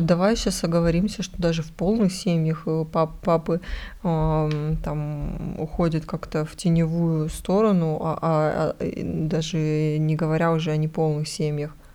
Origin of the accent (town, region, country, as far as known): Russia